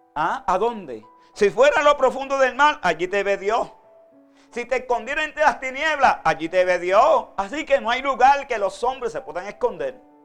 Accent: Vega Alta, Puerto Rico; Yo soy de Vega Alta, Puerto Rico

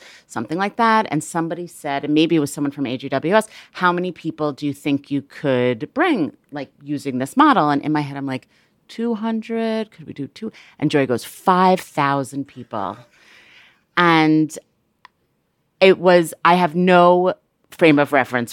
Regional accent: New York City, New York, United States; I grew up in New York City in the 80s

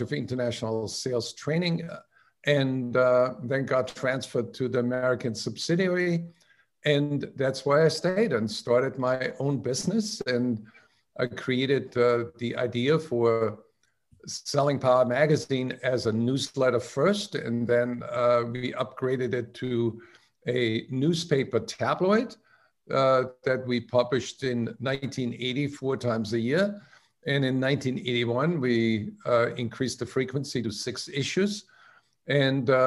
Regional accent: outside of Salzburg, Austria; now in United States; I grew up in outside of Salzburg in Thurgau, my grandmother ran a country inn

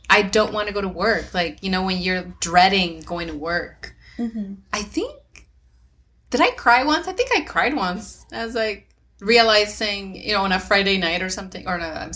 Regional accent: Mexico; moved away; I grew up in Mexico

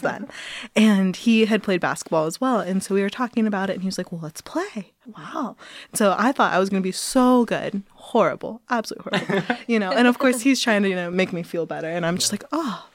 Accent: Cincinnati, Ohio, United States; where I'm from in Cincinnati, Ohio

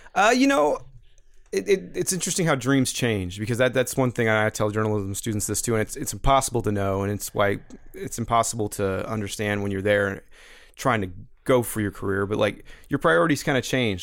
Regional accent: Missouri, United States; also born or lived in Atlanta; Growing up in Missouri, listening to Mike Shannon and Jack Buck over the radio

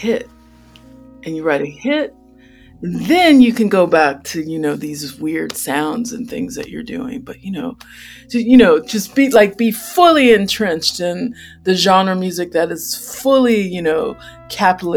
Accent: United States; as a Black child growing up in America

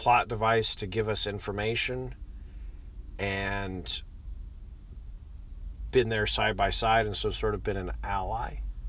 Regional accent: United Arab Emirates; Saudi Arabia, which is right next to where I used to live. I grew up in the United Arab Emirates.

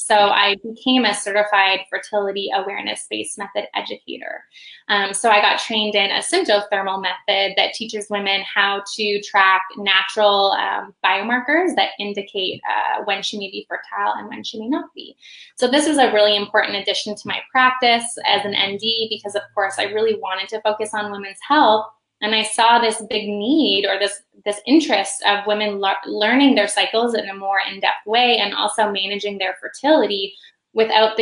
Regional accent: just outside of Toronto, central Ontario, Canada; moved away as an adult; now in Indianapolis, United States; I grew up just outside of Toronto in central Ontario

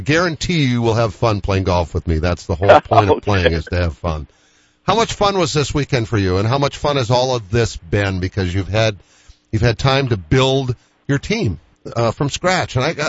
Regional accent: Boston, Massachusetts, United States; growing up in Boston.

